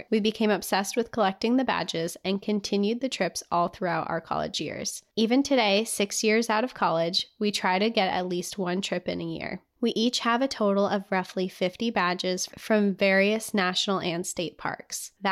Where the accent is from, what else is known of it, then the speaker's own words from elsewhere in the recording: Utah, United States; I was born and raised in Utah, just three or four hours away from the Big Five. I grew up going to national parks.